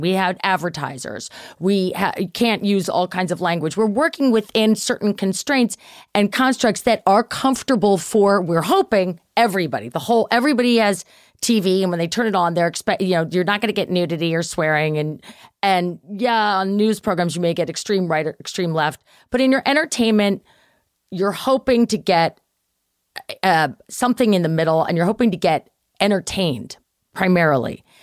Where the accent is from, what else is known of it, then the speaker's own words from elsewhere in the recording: Baltimore, Maryland, United States; the club back in Baltimore where I grew up